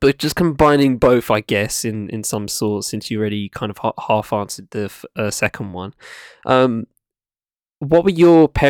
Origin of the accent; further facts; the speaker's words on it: United Kingdom; also born or lived in London; I've lived like an hour outside of London for most of my life, but I was born in London.